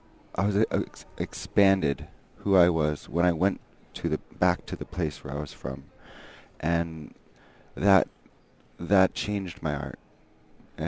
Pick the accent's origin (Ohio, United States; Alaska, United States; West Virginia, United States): Alaska, United States; Bethel; now in Anchorage, United States; I was born in Bethel and live here in Anchorage